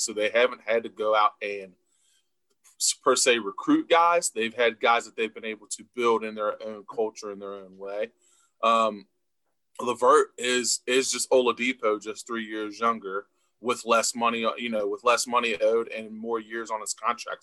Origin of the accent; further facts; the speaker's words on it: Cincinnati area, Northern Kentucky, United States; we are from the Northern Kentucky, Cincinnati area.